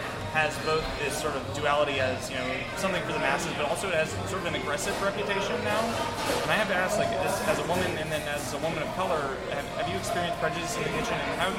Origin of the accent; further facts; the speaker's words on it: Utah, United States; now in Los Angeles, United States; I'm originally from Utah